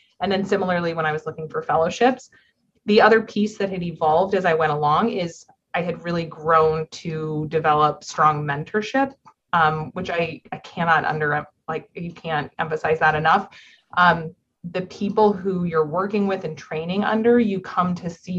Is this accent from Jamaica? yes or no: no; Orange County, Southern California, United States; moved away as an adult; also born or lived in Upstate New York / New York City; now in Chicago, United States; I'm from Southern California. I'm from Orange County